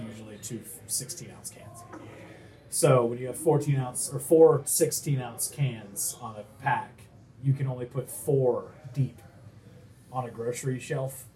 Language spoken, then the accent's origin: English; New England, United States; I'm from New England and ah. never lived in Boston